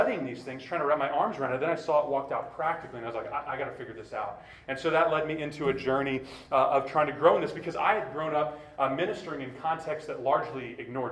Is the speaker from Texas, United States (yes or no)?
yes; Clear Lake, Texas, United States; I grew up in the Clear Lake area.